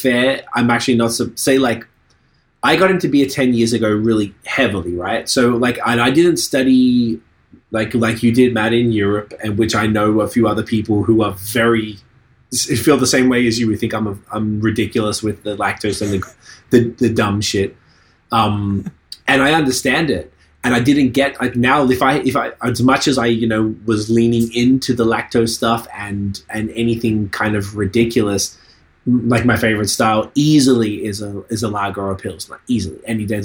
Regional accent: Australia; now in Canada; I'm from Australia

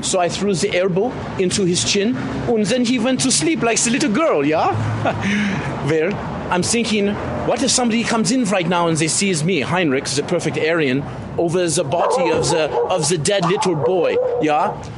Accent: Munich, Bavaria, Germany; English is a second language; also born or lived in Berlin; now in San Francisco, United States; Where originally I'm from Munich, but I was living in the Berlin for the last 10 years or so, yeah.

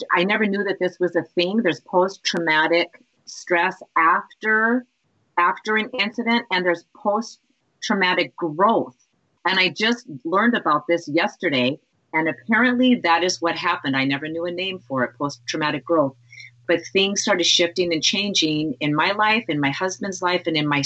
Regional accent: Montana, United States; moved away as an adult; now in Minnesota, United States; I grew up right in the Rocky Mountains

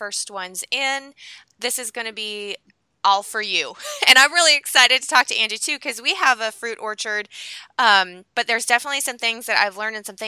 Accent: Pacific Northwest, United States; I was born and raised in the Pacific Northwest

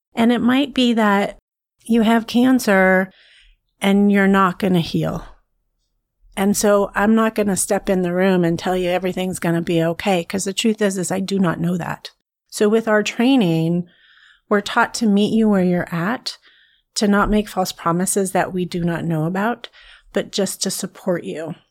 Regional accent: a small town near Fresno, California, United States; I'm originally from California. So I was raised in a really small town near Fresno

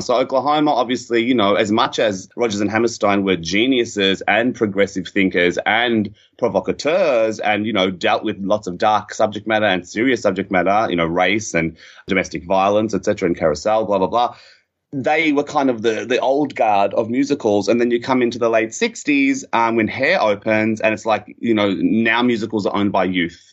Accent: Melbourne, Victoria, Australia; as a kid growing up in Melbourne suburbs

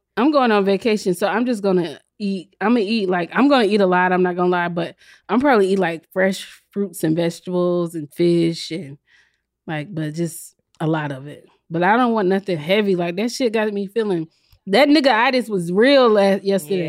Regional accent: South Carolina, United States; I'm from South Carolina

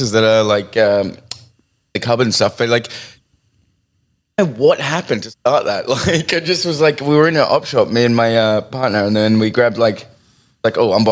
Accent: Sydney, New South Wales, Australia; I grew up in Seven Hills, right? And Seven Hills, Blacktown.

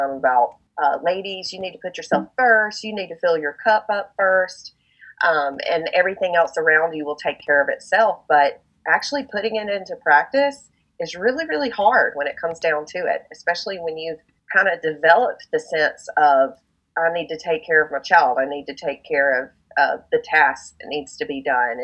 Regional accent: the South, United States; I'm a Southern girl over here

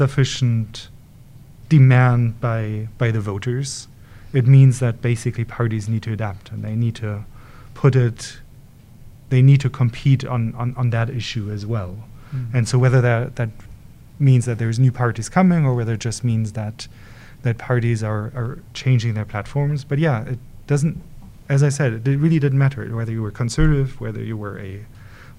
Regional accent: Germany; moved away; I'm originally from Europe, and one of the things that is, well, Germany to be precise

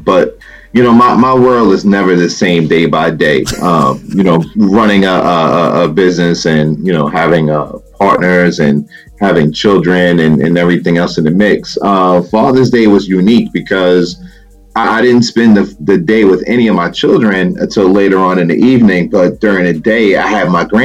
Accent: New York, United States; I grew up in New York.

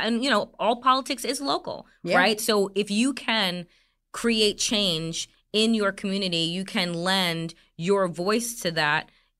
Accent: Jamaica; I'm Jamaican

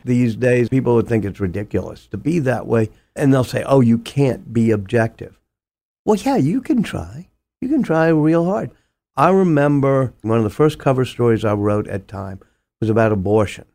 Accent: New Orleans, Louisiana, United States; moved away as an adult; also born or lived in Boston / Oxford; Harvard thought it was cool to get a person from Louisiana in back then.

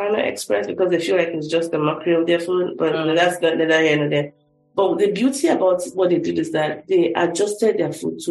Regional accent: Somolu, Lagos, Nigeria; now in United States; I grew up in Shomolo, so church was everywhere, and so it was just by default to be a Christian for me.

